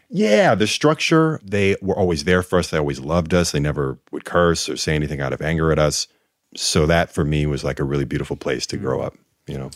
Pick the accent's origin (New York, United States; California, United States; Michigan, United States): New York, United States; Rochester; we grew up in Rochester